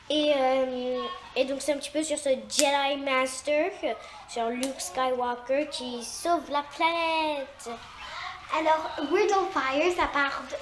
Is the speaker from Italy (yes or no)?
yes; Italy; now in New York, United States; ma préférence est vraiment l'italien parce que je suis originaire d'Italie.